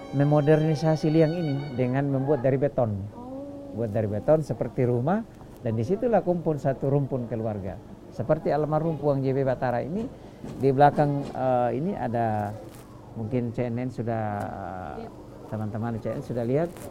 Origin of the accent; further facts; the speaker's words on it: Toraja, South Sulawesi, Indonesia; now in United States; Kami orang Toraja itu kalau bersaudara kayak gitu ya, kami tidak panggil om tapi kami panggil bapak